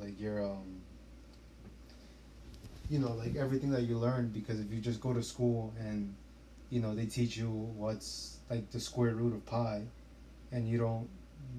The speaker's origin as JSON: {"language": "English", "town": "New York City", "region": "New York", "country": "United States", "tie": "born or raised there", "said": "New York City"}